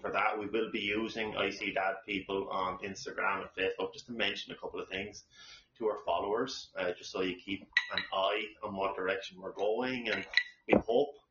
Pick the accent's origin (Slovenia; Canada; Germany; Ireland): Ireland; now in Savannah, United States; we try our best as Irish people to be as patriotic